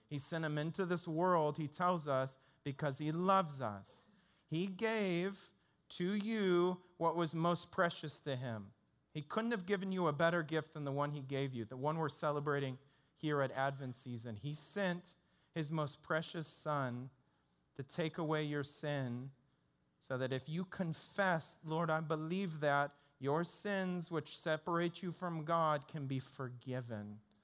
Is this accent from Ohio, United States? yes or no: no; Detroit, Michigan, United States; when I grew up in Detroit, that's where I grew up